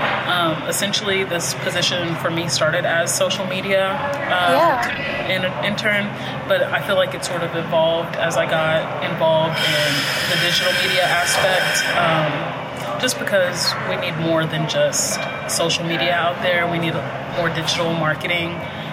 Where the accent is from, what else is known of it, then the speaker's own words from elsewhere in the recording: Del Valle, Texas, United States; So I grew up in Del Valle, which is a suburb of Austin or a subdivision of Austin, which when I was growing up, it was predominantly Hispanic culture there.